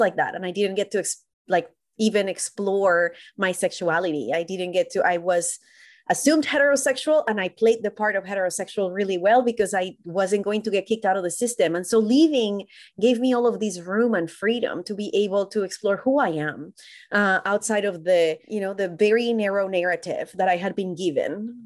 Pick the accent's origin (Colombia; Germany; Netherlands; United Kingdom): Colombia; moved away as an adult; now in United States; I was born and raised in Colombia, and I moved to the U S when I was about twenty-five